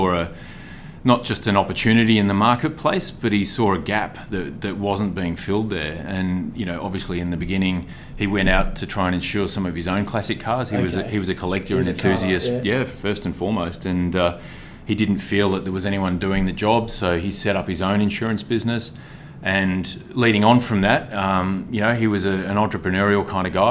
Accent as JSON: {"language": "English", "town": "Melbourne", "region": "Victoria", "country": "Australia", "tie": "born or raised there", "moved": "as an adult", "lives_now": "Sydney, Australia", "said": "I grew up in Melbourne"}